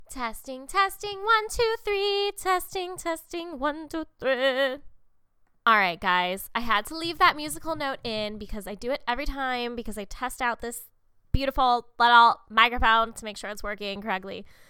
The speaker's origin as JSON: {"language": "English", "town": "Munster", "region": "Indiana", "country": "United States", "tie": "born or raised there", "said": "I grew up in the Chicago area, um, technically Northwest Indiana, a town called Munster"}